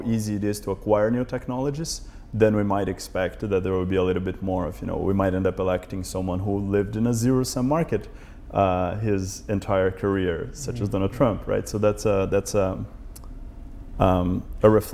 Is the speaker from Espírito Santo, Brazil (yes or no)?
no; São Paulo, Brazil; now in Berkeley, United States; growing up in Brazil, I was born in São Paulo, and it's a very big city